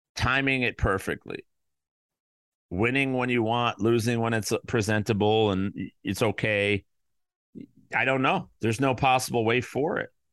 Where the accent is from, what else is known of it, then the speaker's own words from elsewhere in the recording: Chicago, Illinois, United States; the Chicago Bears, my hometown team